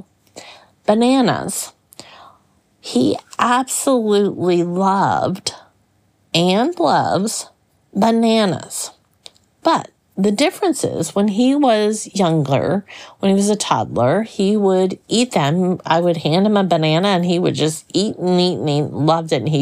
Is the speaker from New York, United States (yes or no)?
no; Florida, United States; I grew up in Florida where we had all kinds of, you know, fruit trees in our yard